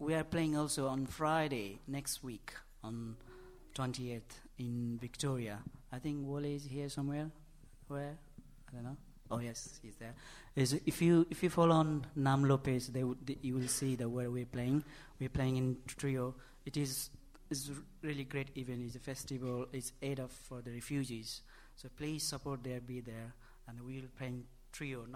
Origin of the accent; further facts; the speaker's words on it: Nepal; English is a second language; moved away; I'm desperately missing my home country